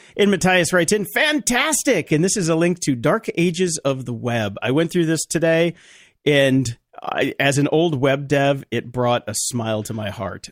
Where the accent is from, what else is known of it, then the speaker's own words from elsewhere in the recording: North Carolina, United States; I grew up in North Carolina